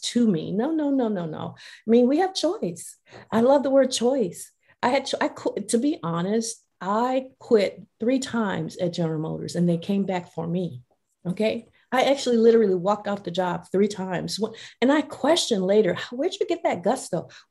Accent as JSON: {"language": "English", "region": "Mississippi Delta", "country": "United States", "tie": "born or raised there", "said": "I grew up in the Mississippi Delta"}